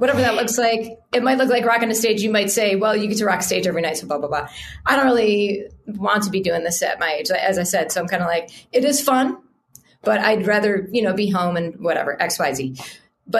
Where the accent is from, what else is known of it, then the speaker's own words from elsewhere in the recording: United States; we're American